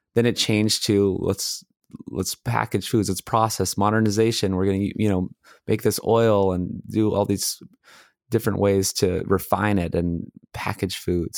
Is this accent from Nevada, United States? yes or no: no; Hawaii, United States; moved away as an adult; also born or lived in Los Angeles, California; I grew up in Hawaii and then I went to mechanical engineering school UCLA